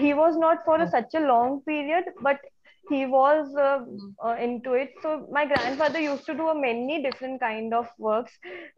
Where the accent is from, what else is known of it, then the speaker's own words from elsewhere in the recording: Jodhpur, Rajasthan, India; I'm born and brought up in Jodhpur, Rajasthan